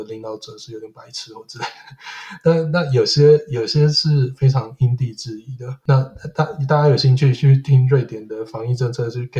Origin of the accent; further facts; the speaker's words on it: Taiwan; 但很很多不一样的产业，我们其实台湾人都默默的在发光发热。